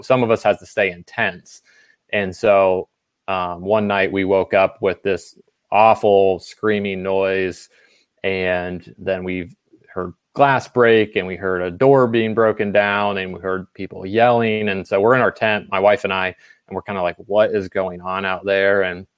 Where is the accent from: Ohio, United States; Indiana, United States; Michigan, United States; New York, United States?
Ohio, United States; since I was a kid growing up in Ohio